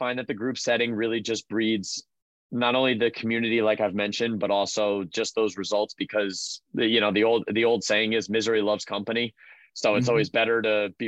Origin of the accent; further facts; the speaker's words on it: Freehold, New Jersey, United States; my hometown in Freehold, New Jersey